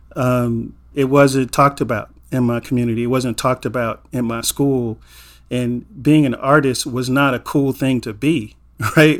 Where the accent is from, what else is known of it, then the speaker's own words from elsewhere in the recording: Inglewood, California, United States; a black man growing up in Inglewood in the eighties